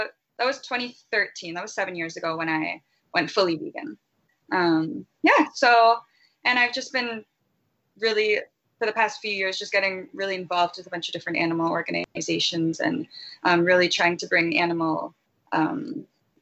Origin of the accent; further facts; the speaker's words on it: Ontario, Canada; also born or lived in Vancouver; I'm from Ontario